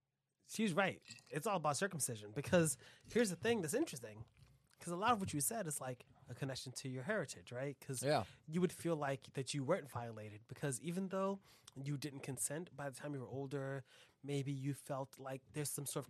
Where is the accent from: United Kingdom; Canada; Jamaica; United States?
United States; New York; I'm from New York, and I was born in New York.